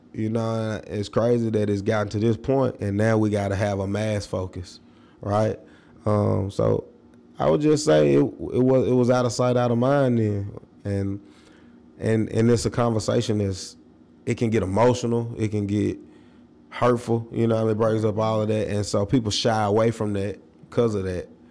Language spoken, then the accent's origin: English; Nashville, Tennessee, United States; growing up in South Nashville